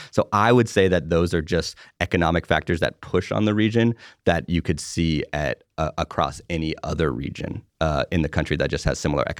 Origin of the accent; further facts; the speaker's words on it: Bay Area, California, United States; moved away as an adult; now in Pittsburgh, United States; I did not grow up here. I grew up in the Bay Area, California, and I've lived here for 8 years.